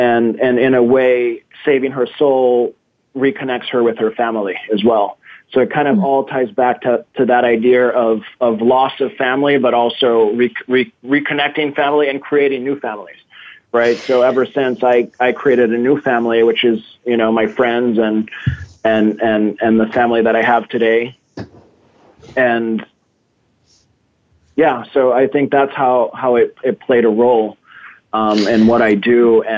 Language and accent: English; Massachusetts, United States; also born or lived in Brazil; I was raised, when I was born in Massachusetts into my Greek family, which is my mother's family. And, you know, my father was there, but I was raised by four very strong Greek women. And then I moved to Brazil